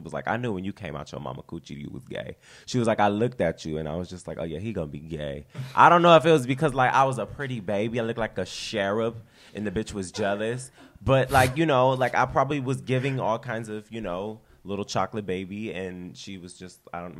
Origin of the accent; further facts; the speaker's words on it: Culver City, California, United States; I am from Culver City, California, essentially. West Los Angeles is where I've grown up. I grew up with my aunt.